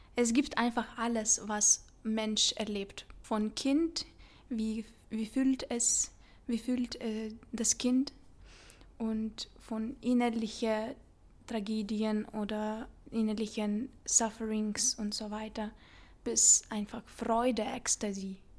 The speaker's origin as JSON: {"language": "German", "town": "Vilnius", "region": "Vilnius County", "country": "Lithuania", "tie": "born or raised there", "second_language": "German", "moved": "as an adult", "lives_now": "Zurich, Switzerland", "said": "Ich komme aus Vilnius, Litauen und da bin ich aufgewachsen"}